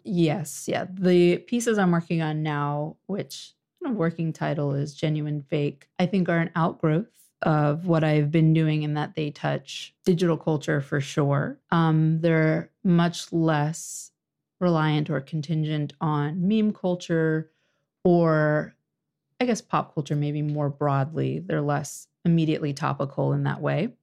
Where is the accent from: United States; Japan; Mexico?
United States; Orange County, Virginia; moved away as an adult; now in Washington, D.C., United States; I'm originally from Orange County, Virginia.